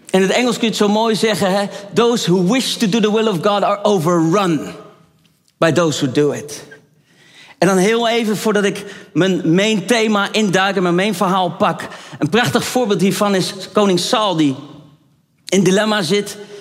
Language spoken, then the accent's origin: Dutch; Netherlands; ik ben een echte Hollander